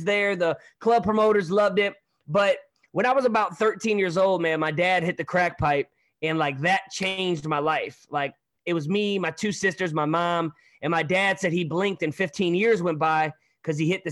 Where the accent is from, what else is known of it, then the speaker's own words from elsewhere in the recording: Hazelwood, Missouri, United States; also born or lived in Hollywood, California; I'm from St. Louis, but a little town called Hazelwood